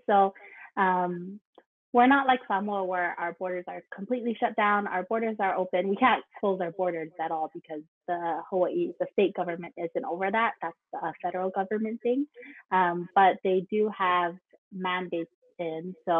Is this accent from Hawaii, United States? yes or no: yes; Hawaii, United States; I'm from Hawaii. I grew up in Hawaii. My dad is from Samoa and my mom is from Hawaii.